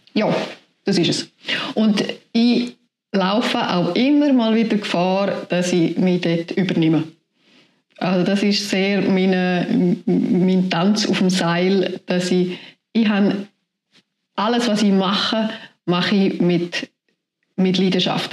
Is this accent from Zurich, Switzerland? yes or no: no; Tschappina, Graubünden, Switzerland; moved away as an adult; now in Rüeggisberg, Switzerland; ich bin in Chapina aufgewachsen